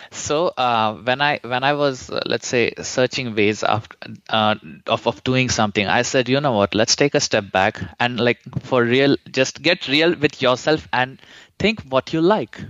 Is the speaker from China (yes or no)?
no; India; moved away as an adult; I'm originally from India